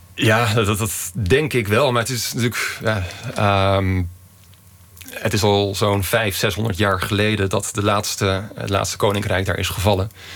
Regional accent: Utrecht, Netherlands; now in Madrid, Spain; ik kom uit Utrecht

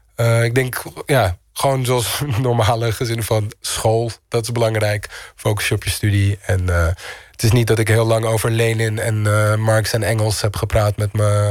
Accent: Amsterdam, North Holland, Netherlands; moved away as an adult; also born or lived in Istanbul; Ik ben in Amsterdam opgegroeid.

